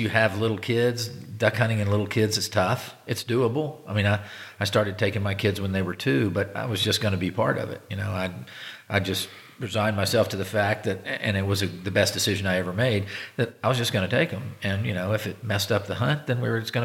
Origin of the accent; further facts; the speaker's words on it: Virginia, United States; now in Nevada, United States; where I grew up in Virginia, where you could walk out the back door and go sit along the creek and shoot a couple wood ducks